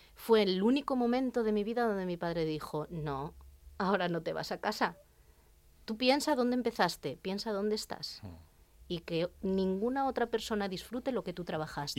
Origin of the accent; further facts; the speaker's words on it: Serín, Asturias, Spain; yo soy de Serín, y allí en el pueblo pues tenía una vecina